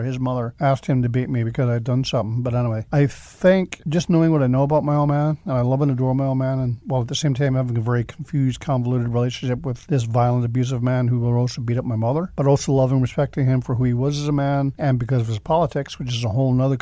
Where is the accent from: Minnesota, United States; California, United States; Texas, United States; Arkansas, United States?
California, United States; San Jose; moved away; also born or lived in Ireland / Mountain View, California; I was born actually in the east side of San Jose